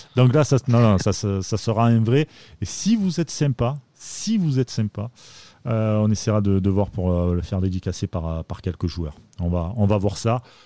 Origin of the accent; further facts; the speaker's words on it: Marseille, Provence-Alpes-Côte d'Azur, France; en tant que Marseillais